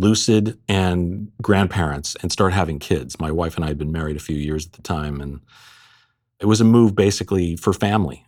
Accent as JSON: {"language": "English", "region": "Florida", "country": "United States", "tie": "born or raised there", "also_born_or_lived": "Pasadena, California / Los Angeles, California / Philippines", "said": "My folks relocated here to Florida and, uh, I went, you know, through grade school and high school here"}